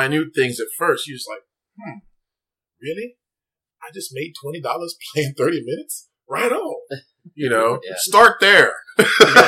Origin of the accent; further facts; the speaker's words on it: Wichita, Kansas, United States; moved away; my hometown of Wichita, Kansas